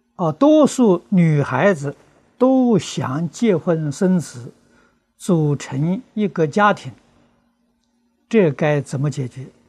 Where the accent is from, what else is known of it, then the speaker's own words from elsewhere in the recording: China; 我们中国人